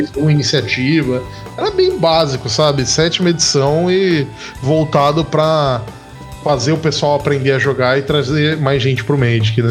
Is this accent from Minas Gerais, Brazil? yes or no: no; Baixada Santista, São Paulo, Brazil; eu sou da Baixada Santista.